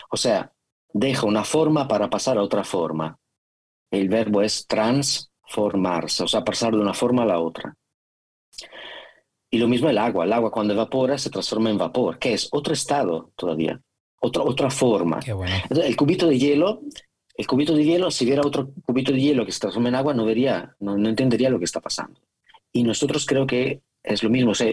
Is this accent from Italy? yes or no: yes; Italy; Spanish is a second language; now in Spain; Yo ya me considero más español, más español que italiano.